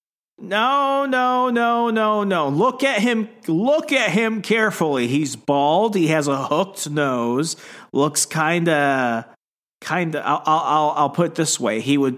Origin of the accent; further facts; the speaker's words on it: Arizona, United States; I grew up in Arizona outside of like multiple tribal nations.